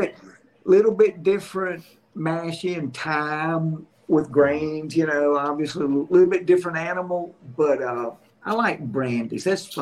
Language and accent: English; Alabama, United States; starting September 1, it goes into the ABC stores in my home state here in Alabama.